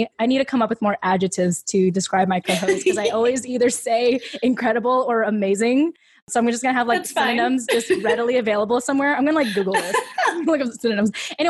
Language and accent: English; United States; that is the beauty of being a Filipino American woman, is you fail forward and you show up anyway and you keep going.